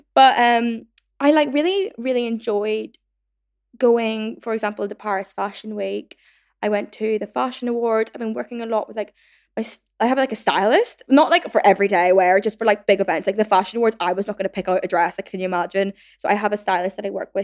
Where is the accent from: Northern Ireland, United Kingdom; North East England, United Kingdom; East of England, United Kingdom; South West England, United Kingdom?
Northern Ireland, United Kingdom; now in London, United Kingdom; growing up in Northern Ireland